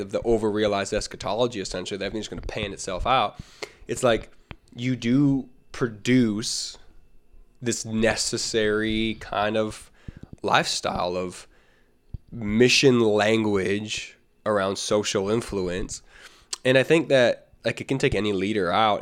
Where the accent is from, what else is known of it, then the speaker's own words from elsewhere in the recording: Canada; as a Canadian